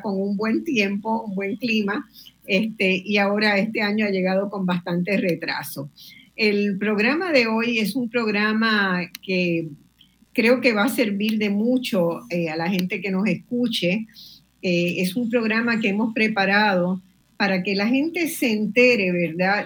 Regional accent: Puerto Rico; una puertorriqueña, yo, esta que está aquí

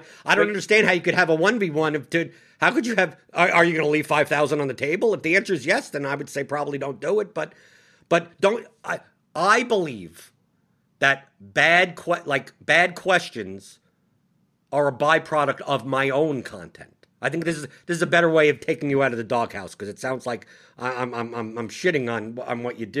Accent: New York City, New York, United States; born or raised there

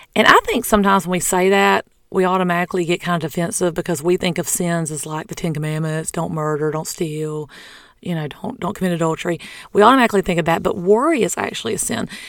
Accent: the South, United States; I'm from the South

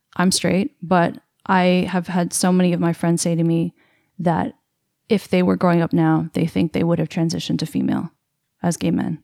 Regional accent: Canada; I'm Canadian

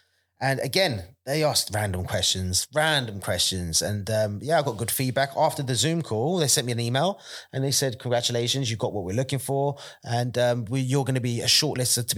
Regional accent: Bedford, East of England, United Kingdom; Bedford, my hometown

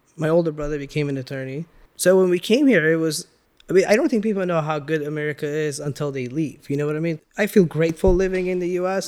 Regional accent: Iran; now in United States; growing up in Iran, you had to, like, kinda connect with different peoples always

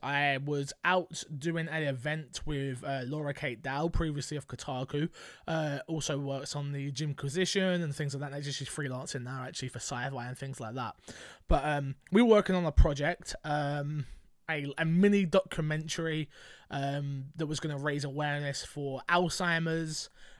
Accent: London, United Kingdom; I'm from London.

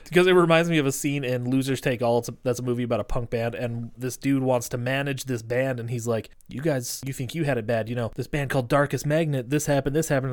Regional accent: Great Falls, Montana, United States; moved away; I'm from Montana

